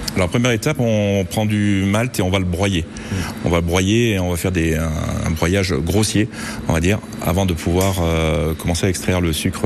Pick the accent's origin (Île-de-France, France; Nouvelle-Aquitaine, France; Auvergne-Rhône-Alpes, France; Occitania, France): Auvergne-Rhône-Alpes, France; Je suis auvergnat